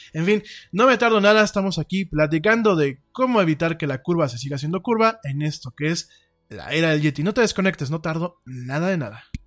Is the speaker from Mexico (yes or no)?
yes; Mexico; aquí en mi país